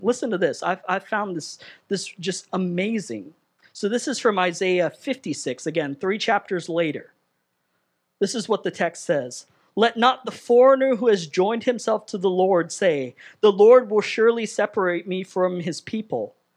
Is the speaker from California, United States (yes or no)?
yes; Southern California, United States; moved away as an adult; I'm Southern California born and raised